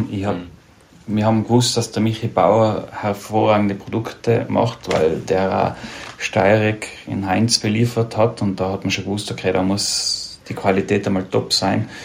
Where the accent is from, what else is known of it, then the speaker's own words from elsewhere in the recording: Tyrol, Austria; wenn ich als Tiroler dickes Fell habe, ist mir sehr vieles dann doch sehr nahe gegangen.